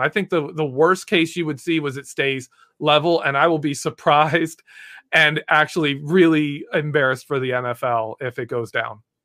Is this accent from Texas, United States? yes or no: no; Michigan, United States; I am from Michigan